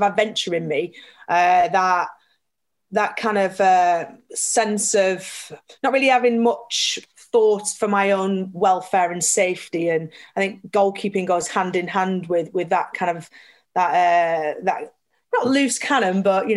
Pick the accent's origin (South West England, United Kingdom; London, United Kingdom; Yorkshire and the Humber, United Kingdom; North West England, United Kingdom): North West England, United Kingdom; Burnley; I grew up in Burnley.